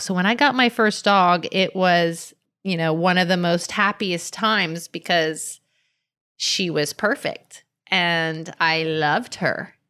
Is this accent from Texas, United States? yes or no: no; Miami, Florida, United States; I grew up in Miami on a canal on an acre of land